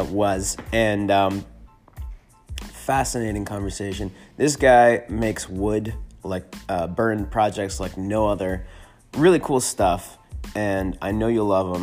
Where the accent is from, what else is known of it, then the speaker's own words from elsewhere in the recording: Northern California, United States; now in Austin, United States; I'm from Northern California